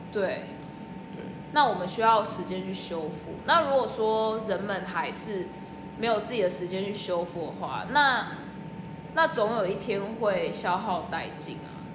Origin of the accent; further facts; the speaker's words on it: Taiwan; moved away as an adult; now in Australia; 先从国内，就台湾嘛